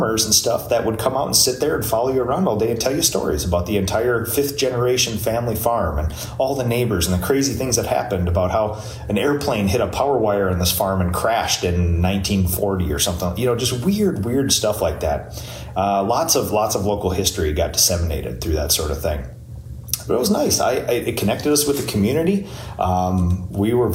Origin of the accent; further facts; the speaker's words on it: New Prague, Minnesota, United States; I was born 1982 in New Prague, Minnesota, the place that I live right now. I've born and raised my entire life here